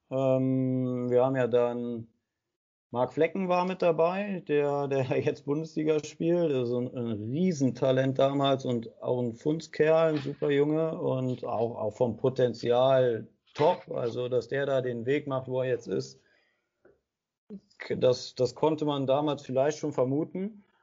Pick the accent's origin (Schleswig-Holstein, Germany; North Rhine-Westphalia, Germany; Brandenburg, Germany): North Rhine-Westphalia, Germany; Aachen; für mich war aber klar, ich bin Aachener, ich gehörte dazu, ich bin mit abgestiegen